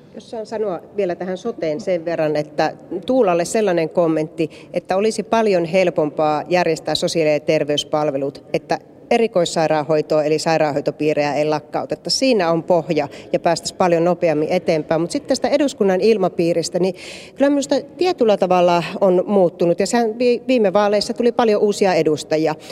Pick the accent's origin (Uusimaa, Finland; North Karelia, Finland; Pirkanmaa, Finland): North Karelia, Finland; Joensuu; minun kotikaupunkini Joensuu